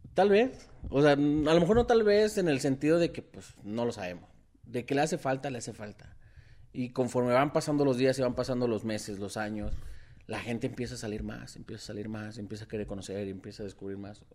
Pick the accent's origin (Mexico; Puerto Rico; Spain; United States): Mexico; Como mexicanos